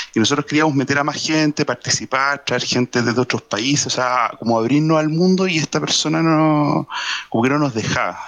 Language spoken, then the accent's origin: Spanish; Chile; Yo soy marino, soy marino chileno